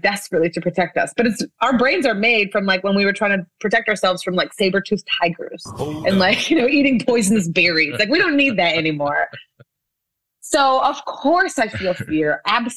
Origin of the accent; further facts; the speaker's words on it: Winnipeg, Manitoba, Canada; this is my hometown of Winnipeg in Canada